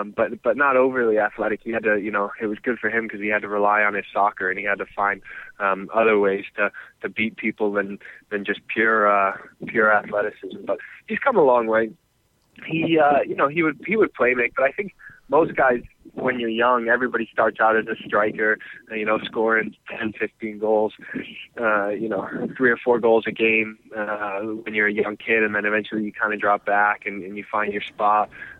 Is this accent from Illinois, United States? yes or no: yes; Chicago, Illinois, United States; if you have kids like me growing up in Chicago watching the Fire in Canada